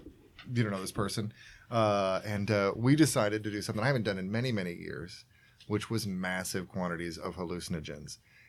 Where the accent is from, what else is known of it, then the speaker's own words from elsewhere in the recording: Georgia, United States; I was born in Georgia.